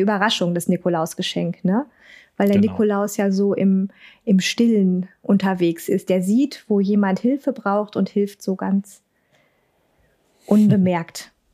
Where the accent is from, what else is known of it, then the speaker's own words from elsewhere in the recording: Ruhr area, North Rhine-Westphalia, Germany; accent: Hochdeutsch und Ruhrpott; ich bin nicht so der Dialektmensch. Eher so Hochdeutsch und Ruhrpott